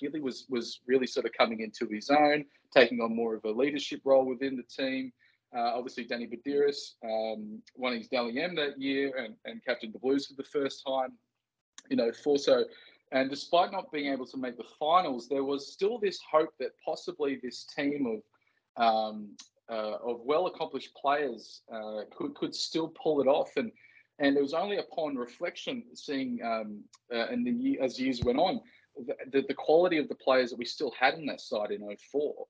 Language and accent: English; Port Stephens, New South Wales, Australia; Growing up in Port Stephens